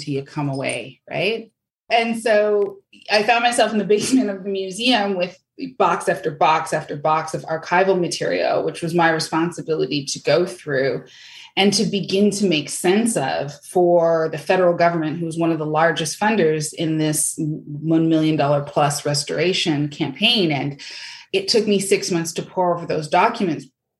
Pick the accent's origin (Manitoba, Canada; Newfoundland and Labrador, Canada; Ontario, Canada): Ontario, Canada; Windsor; So I grew up in Windsor, Ontario, across from Detroit, Michigan.